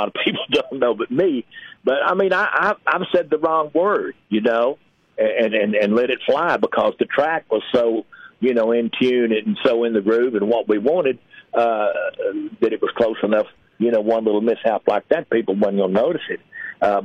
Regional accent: Paris, Texas, United States; my hometown, Paris

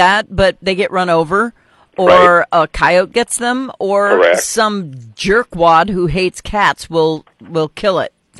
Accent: North Dakota, United States; moved away; I'm from North Dakota originally

